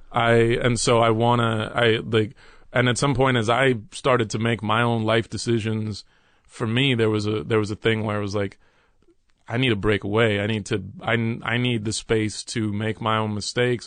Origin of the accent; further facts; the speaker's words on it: Dallas, Texas, United States; moved away; also born or lived in New York City / Los Angeles; when I was about three, my mother, stepfather, and I moved to Texas, and we moved to Dallas, Texas